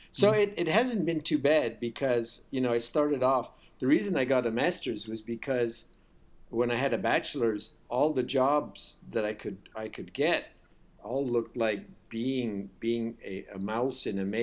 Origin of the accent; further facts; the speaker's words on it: United States; also born or lived in India; U.S. I did most of my school life in the U.S., but I spent four years in Ind